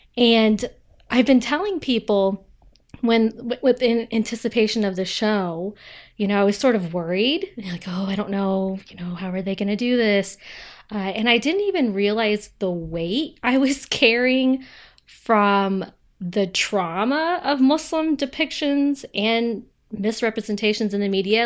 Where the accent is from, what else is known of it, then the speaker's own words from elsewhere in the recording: Ohio, United States; I'm from Ohio